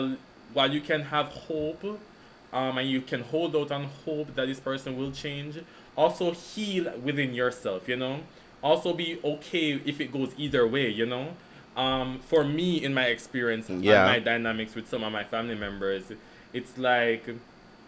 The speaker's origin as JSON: {"language": "English", "country": "Jamaica", "said": "as Jamaican people"}